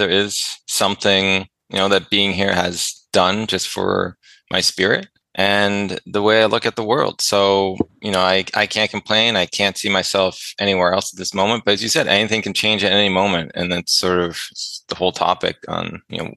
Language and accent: English; Ontario, Canada; moved away as an adult; now in British Columbia, Canada; I lived in Ontario for so long and really near my hometown for the majority of my life